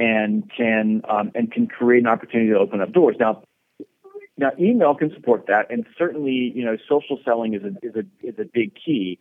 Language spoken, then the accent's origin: English; Georgia, United States; moved away as an adult; also born or lived in South Florida; I grew up in Georgia